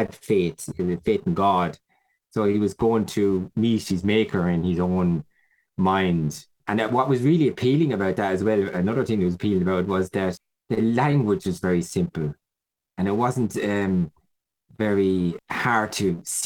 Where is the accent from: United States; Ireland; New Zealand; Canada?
Ireland; Who are we as Irish people?